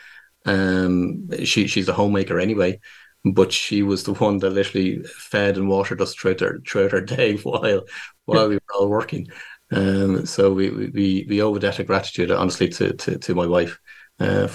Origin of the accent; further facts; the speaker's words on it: Dublin, Leinster, Ireland; I'm born and raised in Dublin in Ireland